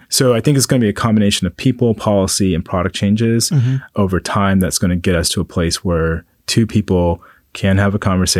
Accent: Kunsan, North Jeolla, South Korea; born there; So I'm a military brat. And with military brats, whenever someone asks a question, it takes a while to explain it. So I was born in Kunsan, Korea, and I'm half black, half Korean.

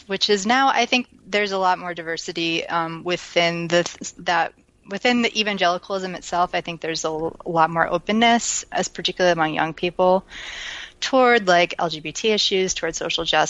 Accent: Midwest, United States; also born or lived in Wisconsin; my childhood was, I don't know how representative of the Midwest it was

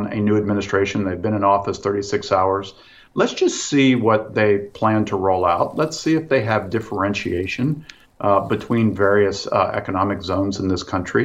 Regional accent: Midwest, United States; I'm from the Midwest

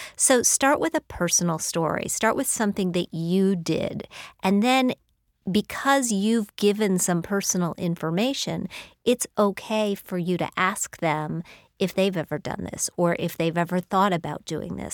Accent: United States; also born or lived in Madison, Wisconsin / Bloomington, Indiana; I grew up in Madison, Wisconsin, and then Bloomington, Indiana.

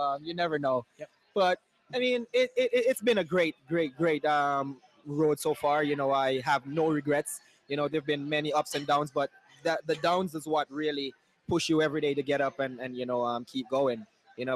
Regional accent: Saint Elizabeth, Jamaica; moved away as an adult; now in United States; I'm actually from uh, Saint Elizabeth, Jamaica, small farm town

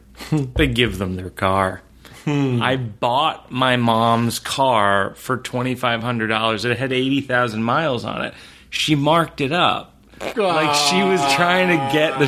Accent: Shrewsbury, Massachusetts, United States; I grew up in Shrewsbury, Massachusetts

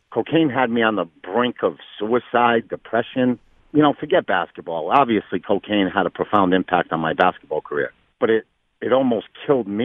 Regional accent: Fall River, Massachusetts, United States; So, basketball was everything to Fall River. You know, I grew up in a time where, you know, Durfee basketball was bigger than the Boston Celtics.

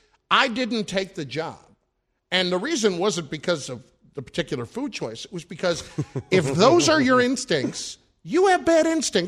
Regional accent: New Jersey, United States; I'm from New Jersey.

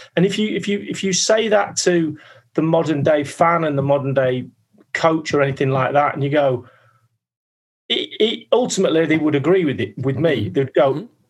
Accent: Manchester, North West England, United Kingdom; moved away as an adult; also born or lived in London; I was a kid from Manchester, signing at 23, 24 into this huge football club

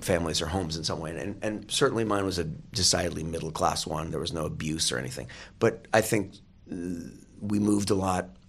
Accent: Oregon, United States; moved away as an adult; also born or lived in England / Eagle Point, Oregon / New York / Los Angeles; I grew up in Oregon, and I lived in England for a while as well.

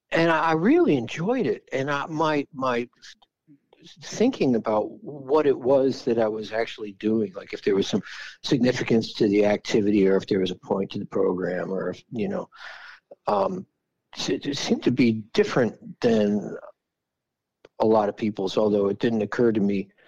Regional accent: Philadelphia, Pennsylvania, United States; also born or lived in Bethlehem, Pennsylvania; growing up was Philly.

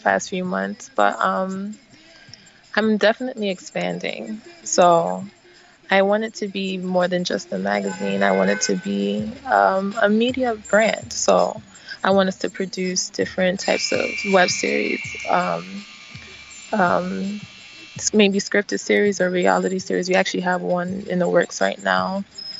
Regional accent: United States; also born or lived in Nigeria (parents); I'm a Nigerian American, so I was born here, but my parents are from Nigeria

